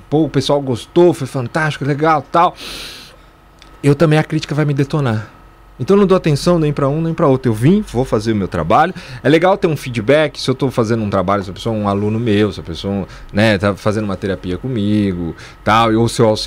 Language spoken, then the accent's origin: Portuguese; São Paulo, Brazil; born there; São Paulo.